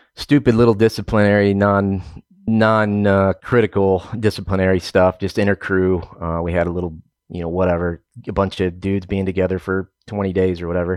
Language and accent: English; Oklahoma, United States; moved away as an adult; also born or lived in Southern New Mexico / Southern California / Eastern Montana / Southern Illinois; I'm originally from Oklahoma